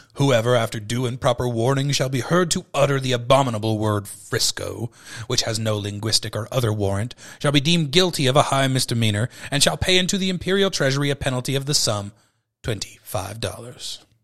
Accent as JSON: {"language": "English", "area": "Bay Area, north of San Francisco", "region": "California", "country": "United States", "tie": "born or raised there", "said": "I'm a Bay Area kid born and bred"}